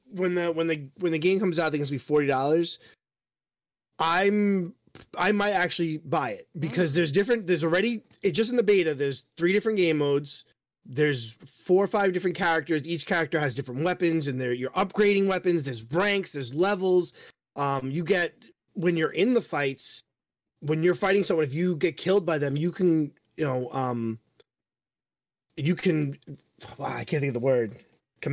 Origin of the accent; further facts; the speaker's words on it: New York, United States; I am from New York